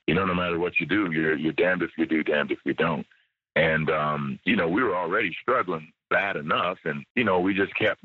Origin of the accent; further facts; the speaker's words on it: United States; moved away as an adult; I'm an American living in another country.